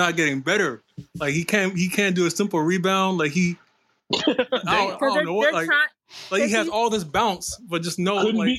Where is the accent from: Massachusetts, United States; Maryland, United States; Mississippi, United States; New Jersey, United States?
Maryland, United States; Baltimore; I'm from Baltimore, Maryland.